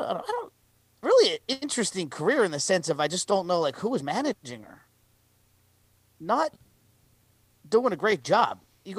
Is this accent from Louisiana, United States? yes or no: no; Boston, Massachusetts, United States; born there; also born or lived in Weston; I was born in Boston, went to Cambridge High School in Weston, Massachusetts, and attended college at NYU.